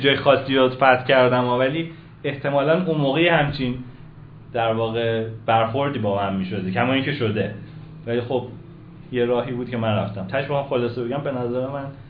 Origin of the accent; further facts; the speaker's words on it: Tehran, Tehran Province, Iran; متولد تهران 18 شهریور 63